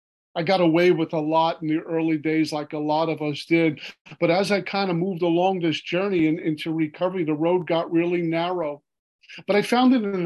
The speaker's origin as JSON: {"language": "English", "town": "New York City", "region": "New York", "country": "United States", "tie": "born or raised there", "said": "growing up in Brooklyn, New York"}